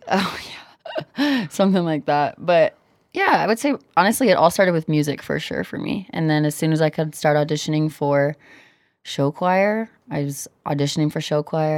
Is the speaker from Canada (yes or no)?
no; Cedar Rapids, Iowa, United States; also born or lived in Kansas; now in Denver, United States; Growing up in Iowa